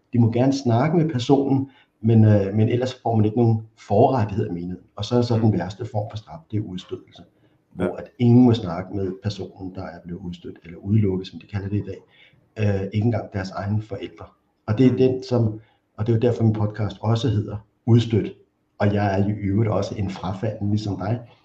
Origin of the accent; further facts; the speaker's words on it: Copenhagen, Capital Region of Denmark, Denmark; Og så er jeg vokset op i Valby, lidt uden for København